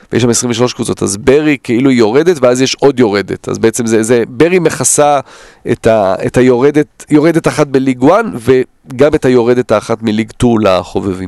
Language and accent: Hebrew; Israel; born or raised there; also born or lived in Netherlands